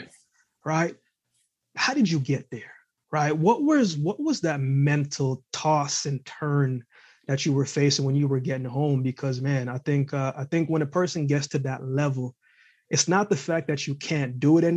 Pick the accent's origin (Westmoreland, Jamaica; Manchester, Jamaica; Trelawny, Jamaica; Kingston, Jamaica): Westmoreland, Jamaica; moved away; I was born in Westmoreland